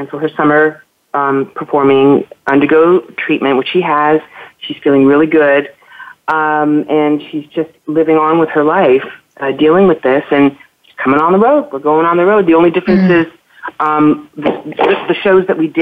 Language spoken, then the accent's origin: English; Toronto, Ontario, Canada; I'm from Toronto